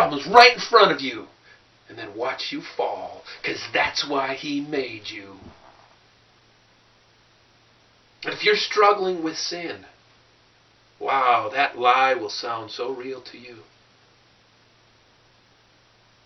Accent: Clearwater County, Minnesota, United States; I'm from Clearwater County, Minnesota

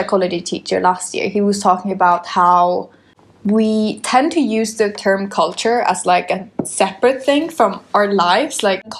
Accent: London, United Kingdom; Oh, not at all. That never crosses my mind that I would feel British. I feel like a Londoner.

